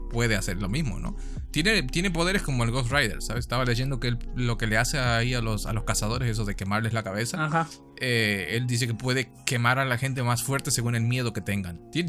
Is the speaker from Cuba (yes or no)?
no; La Matanza, Buenos Aires Province, Argentina; also born or lived in Switzerland; soy suizo, porque nací en Suiza y viví una semana ahí, pero al final pasé el resto de mi vida en Argentina, en el hueco más oscuro de la matanza.